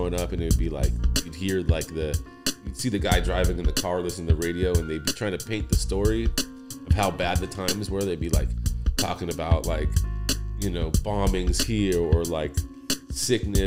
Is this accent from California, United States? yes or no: yes; Los Angeles, California, United States; also born or lived in Acton, California; I grew up in Granada Hills